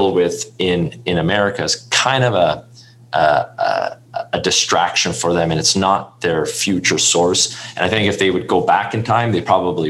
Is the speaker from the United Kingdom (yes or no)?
no; Canada; I'm Canadian